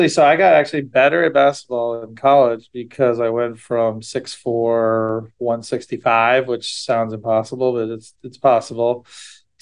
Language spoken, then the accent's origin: English; Ohio, United States; also born or lived in Wisconsin; I actually grew up more in Ohio, so I moved to Ohio when I was six from Wisconsin. So my kindergarten through senior year of high school was in Ohio